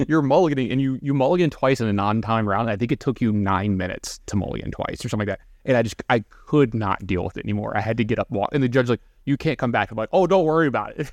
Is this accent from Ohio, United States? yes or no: no; Baton Rouge, Louisiana, United States; I'm from Baton Louisiana